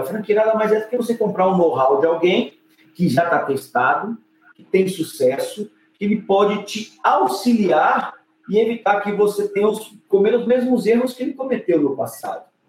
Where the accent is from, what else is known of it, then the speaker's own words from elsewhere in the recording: Brasília, Federal District, Brazil; eu cresci na periferia de Brasília, na Ceilândia, lá para a década de 80.